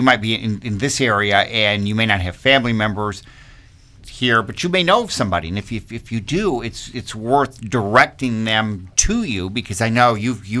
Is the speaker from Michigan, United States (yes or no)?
yes; Michigan, United States; now in Virginia, United States; I'm from Michigan.